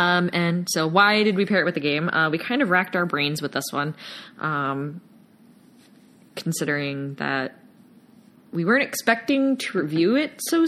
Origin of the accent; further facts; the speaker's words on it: Virginia, United States; Yeah, that's where I'm from. Yeah. I'm not from the Norfolk area, but I have friends and family that live in that area.